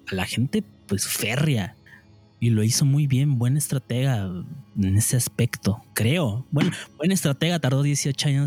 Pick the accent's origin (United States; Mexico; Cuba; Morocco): Mexico; qué verga hice como ciudadano mexicano y ya valió verga